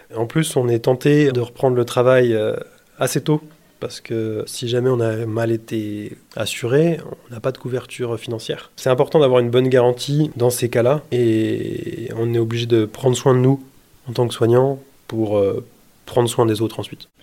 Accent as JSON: {"language": "French", "region": "Bourgogne-Franche-Comté", "country": "France", "also_born_or_lived": "Besançon", "moved": "as an adult", "lives_now": "Saint-Étienne, France", "said": "je suis originaire de Franche-Comté"}